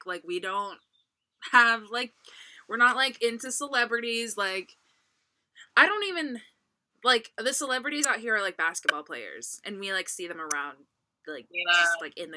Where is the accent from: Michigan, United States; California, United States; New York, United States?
California, United States; I'm from California